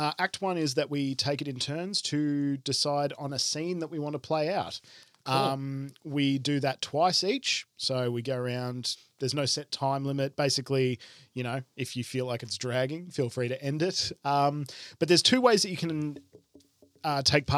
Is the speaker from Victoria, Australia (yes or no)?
yes; Belgrave, Victoria, Australia; I'm from Belgrave